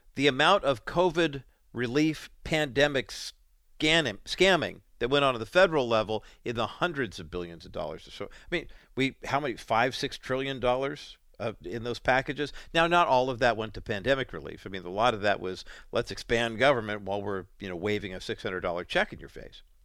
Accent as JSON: {"language": "English", "area": "Orange County", "region": "California", "country": "United States", "tie": "born or raised there", "also_born_or_lived": "Whittier, California", "said": "we moved from Orange County uh, to Orange County from Whittier when I was seven in January of 1969"}